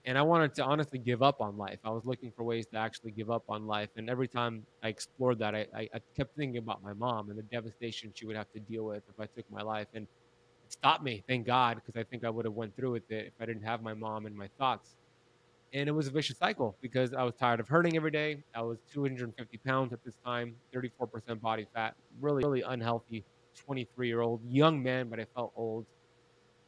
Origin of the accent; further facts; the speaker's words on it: United States; I grew up in America